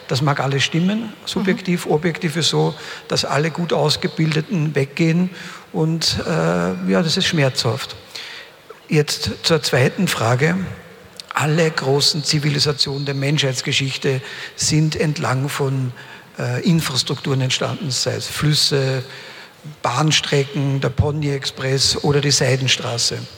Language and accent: German; Upper Austria, Austria; Ich komme ja selbst aus dem Hausruck. Meine gesamte Familie war im braunen Kohlebergbau tätig, 159 Jahre.